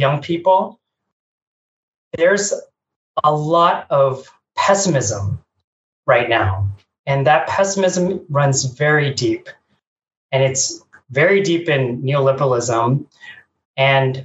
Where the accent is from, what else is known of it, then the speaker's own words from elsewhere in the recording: Bay Area, California, United States; born and raised in the Bay Area